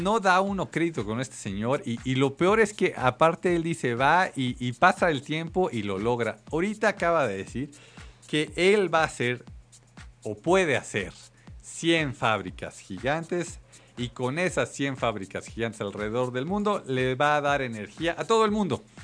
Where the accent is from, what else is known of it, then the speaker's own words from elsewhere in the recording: Mexico City, Mexico; los que somos mexicanos, chilangos